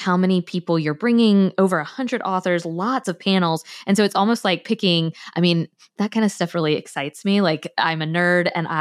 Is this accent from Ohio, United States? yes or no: no; Tallahassee, Florida, United States; moved away; I grew up in Tallahassee. It's the state capital of Florida